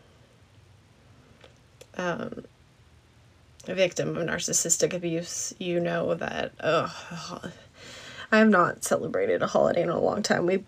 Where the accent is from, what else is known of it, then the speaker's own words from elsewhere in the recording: Alaska, United States; moved away; I grew up in Alaska